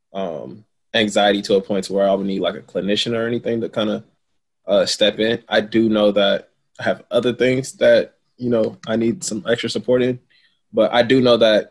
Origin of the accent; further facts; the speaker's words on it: Kansas City, Missouri, United States; now in New York, United States; I'm originally from Kansas City, Missouri, and I currently live in New York